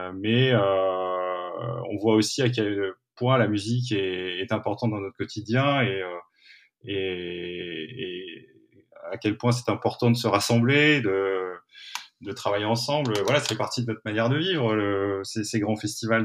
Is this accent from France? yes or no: yes; Aulnoye-Aymeries, Hauts-de-France, France; dans une petite ville qui s'appelle olno emery où j'ai grandi